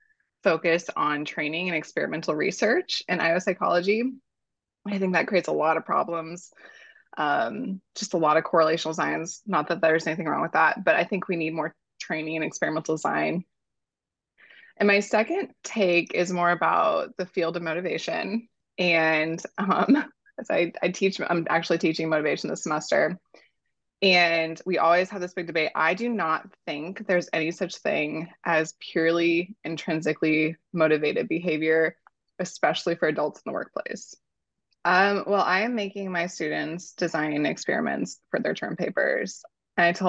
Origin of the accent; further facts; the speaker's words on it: Tennessee, United States; now in Bowling Green, United States; I'm from Tennessee